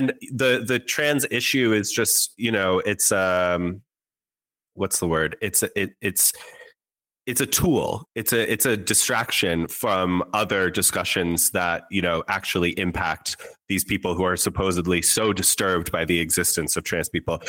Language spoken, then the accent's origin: English; New York City, New York, United States; I grew up on the Upper West Side of New York. Yeah, so there's a little Yiddish in there.